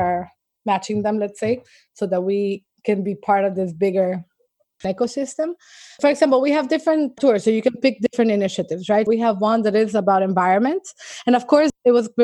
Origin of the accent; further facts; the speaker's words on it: El Salvador; I grew up in El Salvador